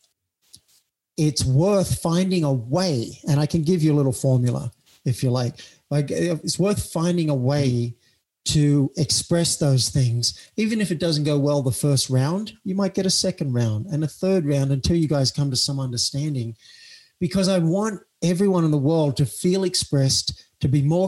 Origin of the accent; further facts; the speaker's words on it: Cessnock, New South Wales, Australia; moved away as an adult; also born or lived in New York, United States; now in United States; I went back to my hometown of Cessnock